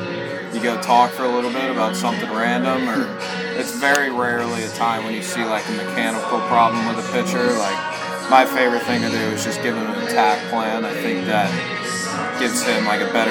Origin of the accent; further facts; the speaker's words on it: Cincinnati, Ohio, United States; now in Tennessee, United States; I'm from Cincinnati, which is about 3.5 hours away